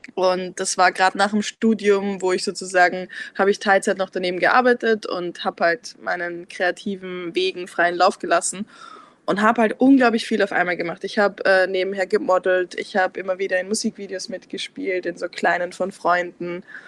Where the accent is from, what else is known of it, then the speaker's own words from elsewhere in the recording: Vienna, Austria; also born or lived in Lower Austria; ich bin in Niederösterreich geboren, aber bin seit ich fünf bin in Wien.